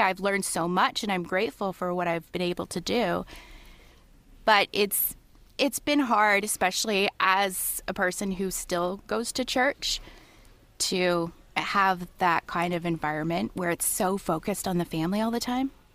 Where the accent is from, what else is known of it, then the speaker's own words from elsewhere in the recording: London, Ontario, Canada; also born or lived in Toronto, Canada; even when I lived in Toronto, I would say I'm from London, which is literally two hours away